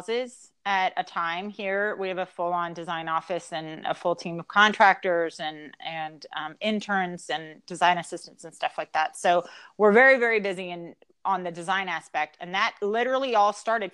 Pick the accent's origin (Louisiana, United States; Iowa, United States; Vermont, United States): Louisiana, United States; we're from Louisiana